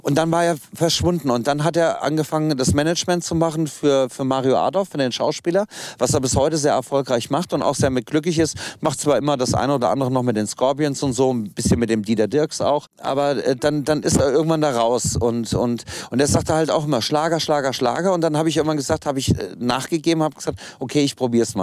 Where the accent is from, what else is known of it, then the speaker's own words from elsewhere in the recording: Kassel, Hesse, Germany; Also angefangen hat alles in Kassel. Ich komme gebürtig aus Kassel